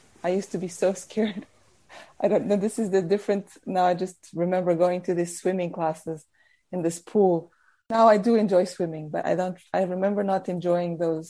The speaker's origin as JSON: {"language": "English", "country": "Portugal", "tie": "born or raised there", "also_born_or_lived": "South Africa", "moved": "yes", "lives_now": "Norwich, United Kingdom"}